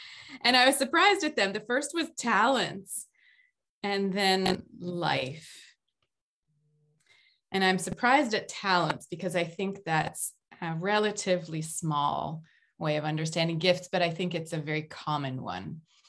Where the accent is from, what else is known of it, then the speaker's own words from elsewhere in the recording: United States; now in Quebec, Canada; I'm originally from the United States, but I've lived all over the world, all over the place.